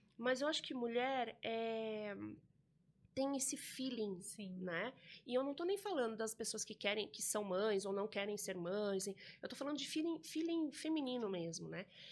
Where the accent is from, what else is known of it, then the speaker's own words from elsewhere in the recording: São Roque, São Paulo, Brazil; eu sou nascida em São Roque, é, aqui no interior de São Paulo também